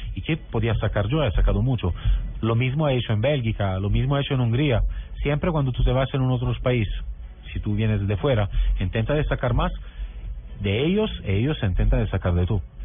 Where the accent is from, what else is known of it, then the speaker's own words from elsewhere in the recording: Southern Italy, Italy; Spanish is a second language; Yo, soy del sur de Italia, por ejemplo, ¿no? Y, vivo al lado del mar